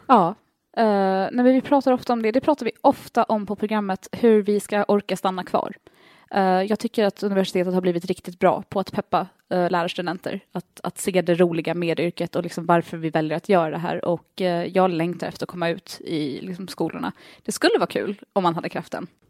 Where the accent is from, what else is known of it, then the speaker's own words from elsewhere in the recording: Åland Islands; also born or lived in United States; jag har aldrig sett ut som en ålänning